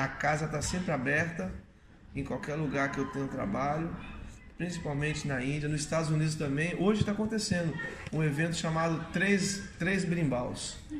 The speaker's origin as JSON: {"language": "Portuguese", "town": "Curvelo", "region": "Minas Gerais", "country": "Brazil", "tie": "born or raised there", "said": "Eu comecei em 1984, na cidade onde eu nasci, Curvelo, Minas Gerais"}